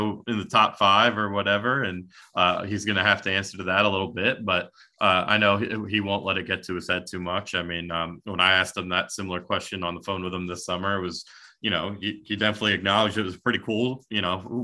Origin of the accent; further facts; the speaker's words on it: Greenwich, Connecticut, United States; moved away as an adult; also born or lived in Indiana; now in Kentucky, United States; I grew up in Connecticut.